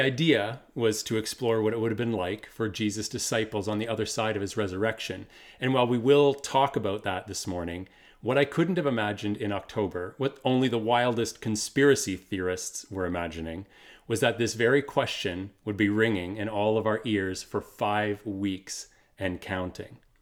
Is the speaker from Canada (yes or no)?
yes; Kitchener, Ontario, Canada; also born or lived in Waterloo; We moved from Waterloo to Kitchener